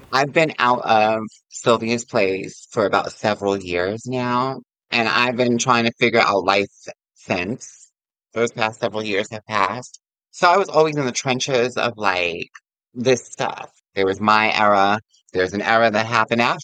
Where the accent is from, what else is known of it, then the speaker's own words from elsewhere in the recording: Yonkers, New York, United States; I'm from Yonkers